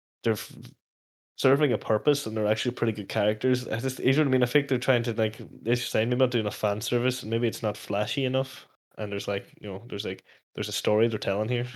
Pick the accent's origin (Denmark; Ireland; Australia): Ireland; Letterkenny, Ulster; my hometown